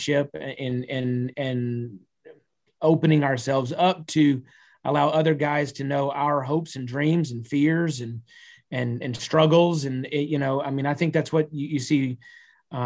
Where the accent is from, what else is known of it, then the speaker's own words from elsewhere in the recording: Texas, United States; I'm a Texan